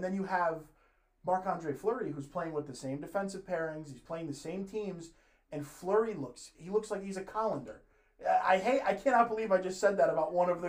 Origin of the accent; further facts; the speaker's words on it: Connecticut, United States; because we're both from Connecticut